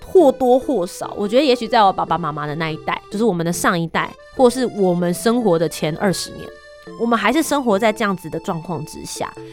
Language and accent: Chinese; Taiwan; also born or lived in Switzerland; 等到我回到台湾了之后